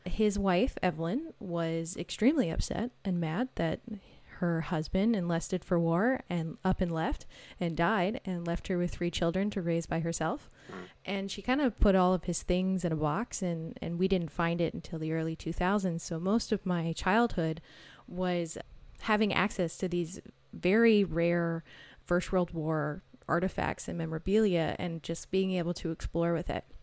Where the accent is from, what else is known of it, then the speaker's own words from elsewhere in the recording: Maple Ridge, British Columbia, Canada; also born or lived in Victoria, British Columbia; I'm from Maple Ridge, British Columbia, which is a little outside of Vancouver